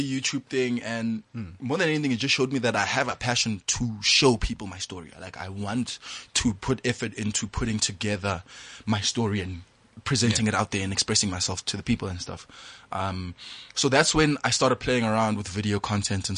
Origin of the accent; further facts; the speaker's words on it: Hammanskraal, Gauteng, South Africa; also born or lived in Klerksdorp; I was raised in Hammanskraal by a family full of women